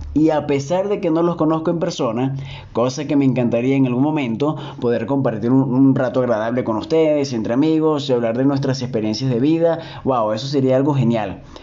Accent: Venezuela; moved away as an adult; mi país natal, Venezuela

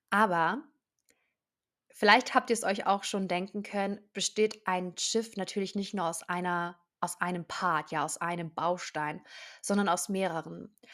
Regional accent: Baden-Württemberg, Germany; ich bin 23 Jahre alt, ich komme aus der Nähe von Stuttgart

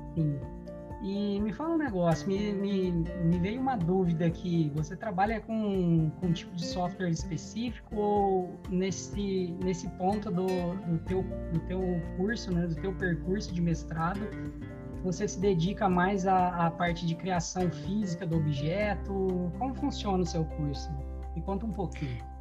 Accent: Brazil; now in Portugal; a gente como bons brasileiros que somos

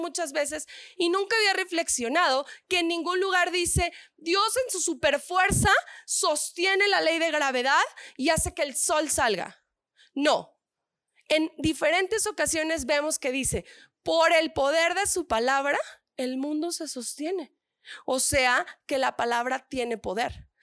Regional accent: northern Mexico, Mexico; accent: norteña; Yo soy soy del norte

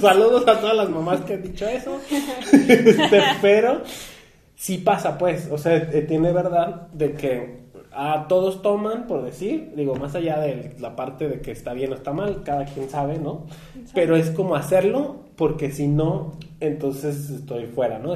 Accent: Mexico; como mexicanos

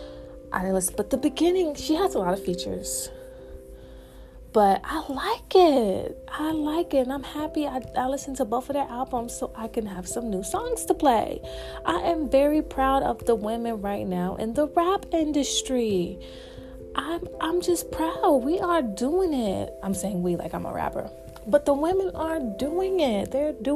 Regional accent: the South, United States; accent: Southern; my little South accent

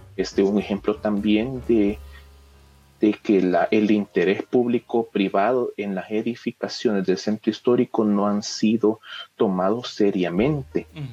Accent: San Salvador, El Salvador; lo que en realidad somos como capitalinos, lo que en realidad somos como salvadoreños

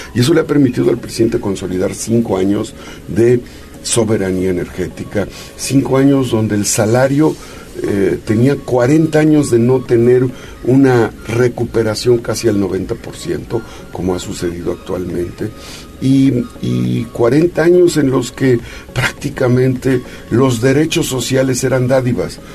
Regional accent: Puebla, Mexico; somos poblanos

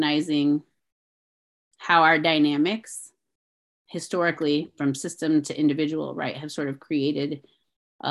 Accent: St. Louis, Missouri, United States; I grew up in St. Louis

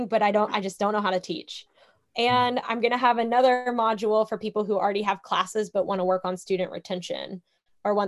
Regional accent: Kentucky, United States; I'm from Kentucky

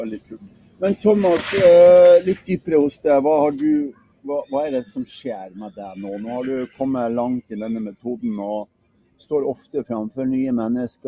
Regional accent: Northern Norway, Norway; Jeg kommer jo fra Nord-Norge

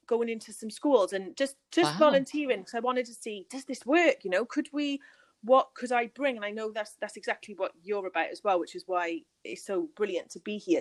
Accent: United Kingdom; I'm from the UK, if you can't guess from my accent.

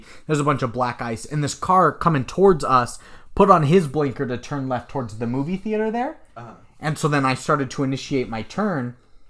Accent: Texas, United States; I was like, I'm not from here. I'm from Texas or something. I haven't driven in much snow.

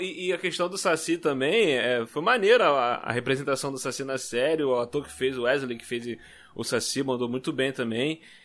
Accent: Rio de Janeiro, Brazil; eu sou aqui do Rio.

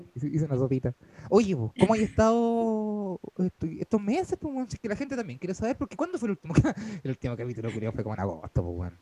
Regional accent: San Bernardo, Santiago Metropolitan Region, Chile; moved away as an adult; now in Ñuñoa, Chile; Básicamente vivo en una embajada de San Bernardo en Ñuñoa. Soy como canciller de San Bernardo, pero en Ñuñoa

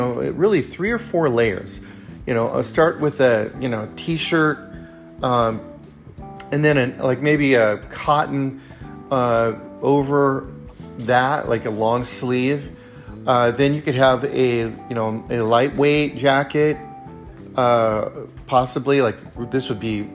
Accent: California, United States; now in Redmond, Oregon, United States; growing up in California, you know, in the Sierras

